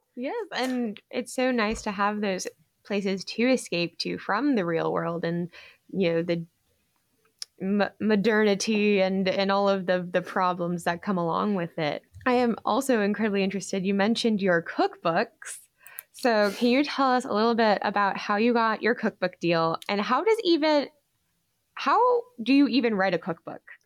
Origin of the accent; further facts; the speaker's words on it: Georgia, United States; my home state of Georgia